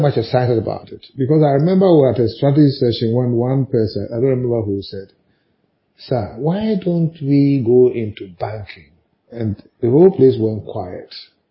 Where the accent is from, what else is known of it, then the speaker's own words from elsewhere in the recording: Ghana; as a Ghanaian